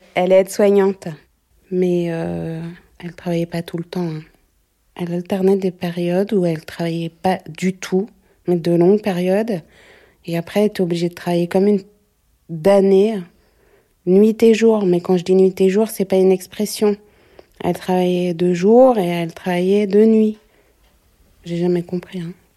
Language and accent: French; Paris, Île-de-France, France; J'ai grandi euh, à Belleville